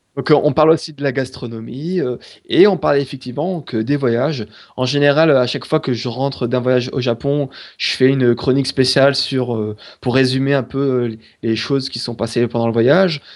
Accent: France; on est français

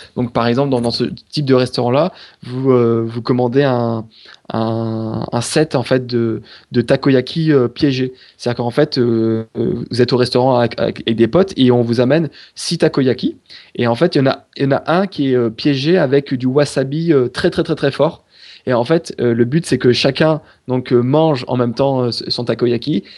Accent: France; on est français

